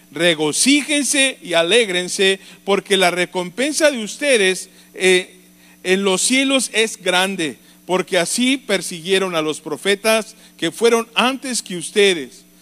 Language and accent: Spanish; Mexico